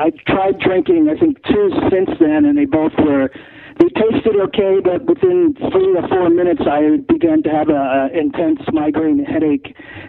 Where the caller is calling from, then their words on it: California, United States; Yeah, I'm in California.